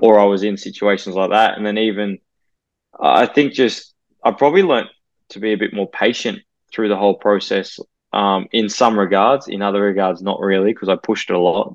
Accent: Sydney, New South Wales, Australia; moved away as an adult; now in Brisbane, Australia; my connection with it being my hometown

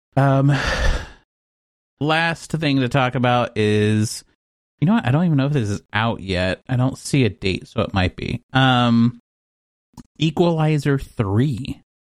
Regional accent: Texas, United States; moved away; I'm from Texas

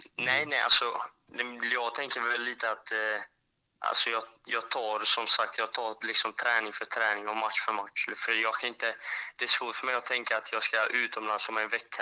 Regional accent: Växjö, Kronoberg County, Sweden; jag är från Växjö

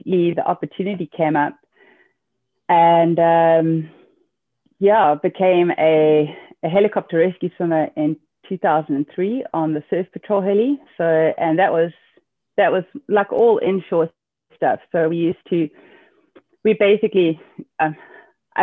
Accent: Cape Town, Western Cape, South Africa; also born or lived in Northern Germany; now in Germany; I'm from Cape Town, South Africa

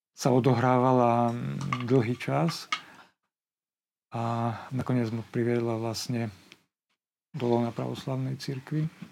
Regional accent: Poprad, Prešov Region, Slovakia; also born or lived in Košice / Bratislava; detstvo ja som prežil v Poprade dve tretiny, tretinu v Košiciach

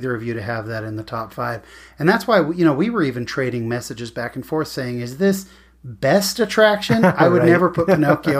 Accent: Northern California, United States; I grew up in Northern California

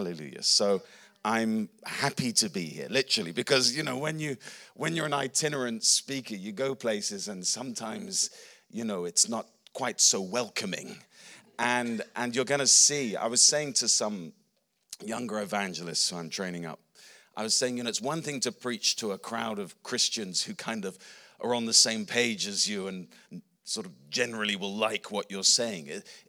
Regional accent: England, United Kingdom; also born or lived in Australia / New Zealand / Philippines; I'm an Englishman. My accent's a bit wonky, but I'm an Englishman.

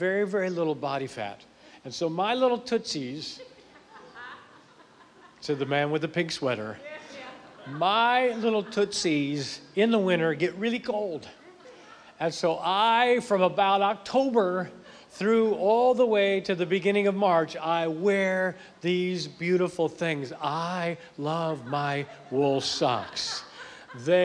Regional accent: Akron, Ohio, United States; now in Tennessee, United States; I'm originally from up north. I'm from Akron, Ohio, so I grew up where it snowed

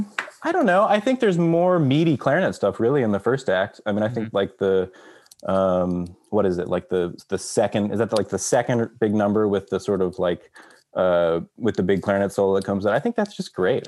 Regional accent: Texas, United States; moved away; I grew up in Texas

